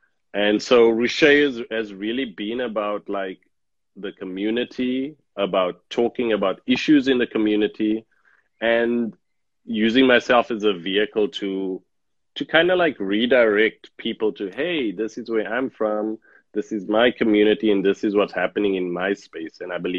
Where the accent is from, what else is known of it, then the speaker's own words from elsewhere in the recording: South Africa; Okay, so like you say … born and bred in South Africa, born during the apartheid times, not understanding the dynamics of apartheid and what it means, because I'm just a human.